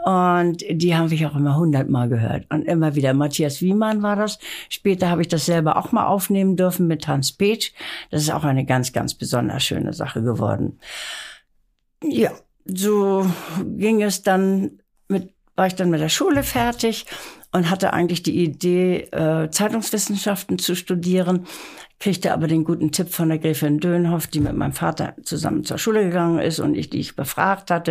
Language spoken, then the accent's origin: German; Lübeck, Schleswig-Holstein, Germany; now in Hamburg, Germany; ich bin in Lübeck aufgewachsen